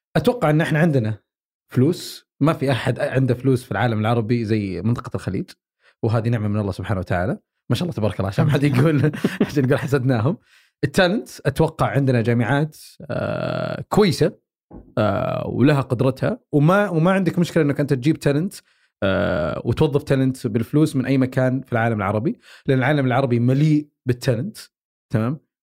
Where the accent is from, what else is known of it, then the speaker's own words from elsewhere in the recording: Saudi Arabia; احنا بالسعوديه